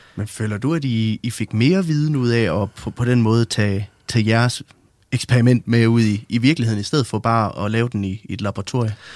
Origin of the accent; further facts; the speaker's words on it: West Jutland, Central Denmark Region, Denmark; jeg kommer selv fra Vestjylland